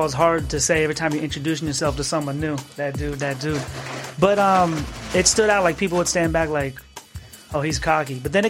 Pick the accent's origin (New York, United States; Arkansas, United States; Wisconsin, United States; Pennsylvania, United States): Pennsylvania, United States; Pittsburgh; moved away as an adult; also born or lived in Tucson, Arizona; now in Arizona, United States; As a young kid, I grew up in Tucson until about the age of 12, and then we moved back east to Pittsburgh, Pennsylvania.